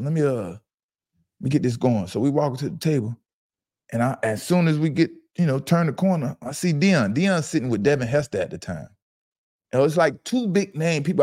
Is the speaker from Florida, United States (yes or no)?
yes; Fort Lauderdale, Florida, United States; I'm from Fort Lauderdale, Broward County